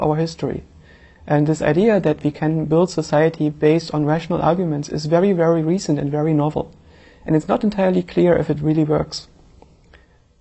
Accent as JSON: {"language": "English", "region": "eastern Germany", "country": "Germany", "tie": "born or raised there", "said": "I grew up in Eastern Germany"}